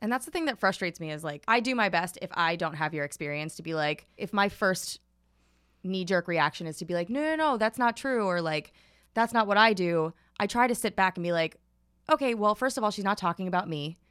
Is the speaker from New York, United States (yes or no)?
yes; New York City, New York, United States; I grew up in Staten Island